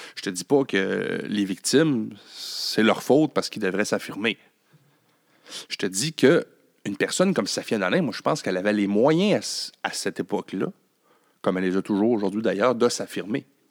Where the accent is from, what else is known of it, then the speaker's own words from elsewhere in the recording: Quebec, Canada; de chez nous au Québec